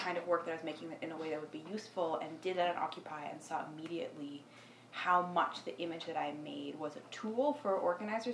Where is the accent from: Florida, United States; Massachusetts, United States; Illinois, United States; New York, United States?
New York, United States; New York City; I live in New York City, born and raised in New York City